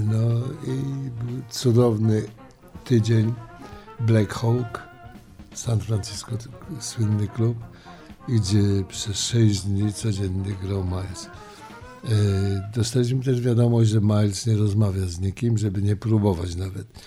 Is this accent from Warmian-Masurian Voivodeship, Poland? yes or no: no; Łódź, Łódź Voivodeship, Poland; moved away as an adult; also born or lived in Warsaw / New York; urodziłem się w Warszawie, wychowałem w Łodzi, ale tak naprawdę to czuję się cały czas nowojorczykiem i 45 lat w, Nowo Nowym Jorku